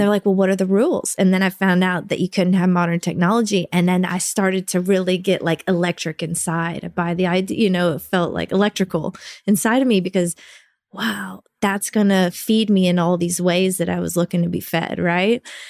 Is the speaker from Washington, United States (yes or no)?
no; Little Rock, Arkansas, United States; moved away as an adult; also born or lived in Rockaway Beach, New York; I'm from Arkansas